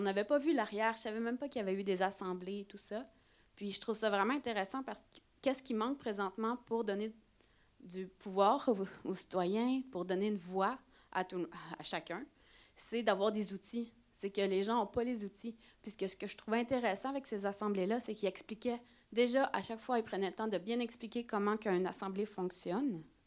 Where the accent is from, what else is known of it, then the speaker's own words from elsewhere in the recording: Quebec, Canada; moved away as an adult; now in France; ce qu'on avait vécu au Québec